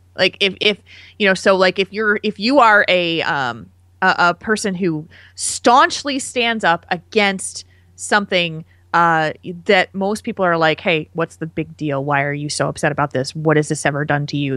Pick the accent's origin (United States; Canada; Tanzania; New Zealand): United States; New Jersey; now in Madison, Wisconsin, United States; New Jersey, which is my home state